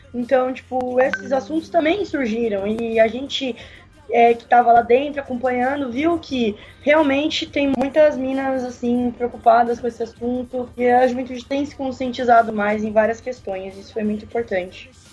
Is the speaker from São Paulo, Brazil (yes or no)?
yes; São Paulo, Brazil; Sou de São Paulo mesmo